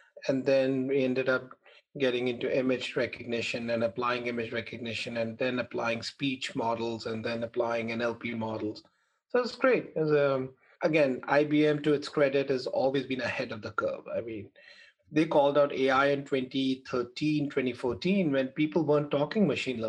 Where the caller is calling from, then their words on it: New Jersey, United States; I'm Jersey. I live in Jersey. Where are you guys?